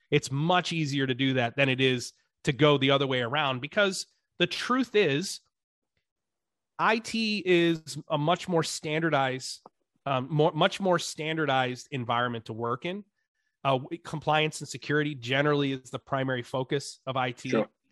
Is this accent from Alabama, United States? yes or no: no; upstate New York, United States; also born or lived in Dallas, Texas; I grew up in upstate New York, in an adopted family in, in what is now today called the Rust Belt